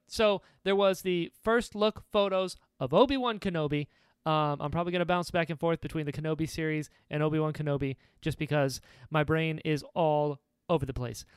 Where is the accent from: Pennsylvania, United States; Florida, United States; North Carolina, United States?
North Carolina, United States; I'm from North Carolina. We don't say those.